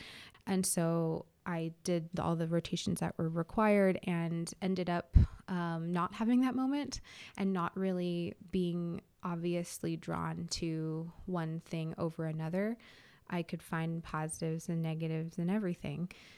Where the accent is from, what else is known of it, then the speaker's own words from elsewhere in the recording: California, United States; I came from California, and so now have lived here for 2 years.